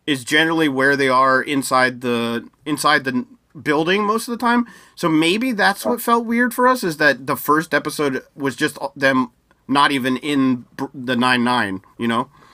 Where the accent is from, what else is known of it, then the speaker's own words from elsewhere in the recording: United States; as an American